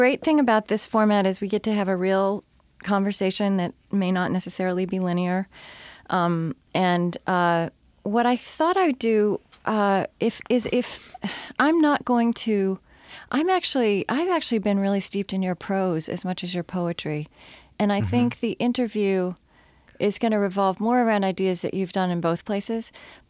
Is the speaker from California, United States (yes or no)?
no; Oklahoma, United States; moved away; I grew up not in West Texas, but in central Oklahoma.